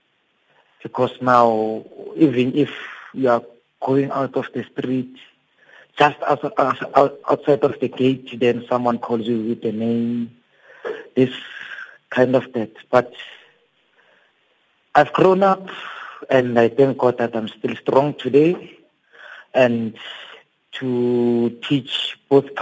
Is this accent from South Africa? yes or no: yes; Daveyton, Gauteng, South Africa; where I grew up in Davidton